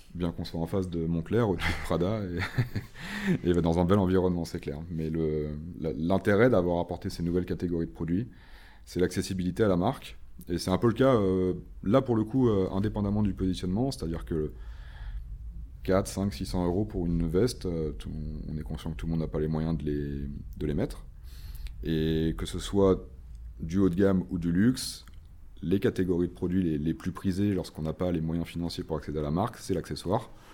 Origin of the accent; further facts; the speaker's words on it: Nantes, Pays de la Loire, France; moved away as an adult; now in Paris, France; je suis originaire de Nantes, où j'ai grandi et fait la totalité de mes études, avant de rejoindre Paris il y a 11 ans maintenant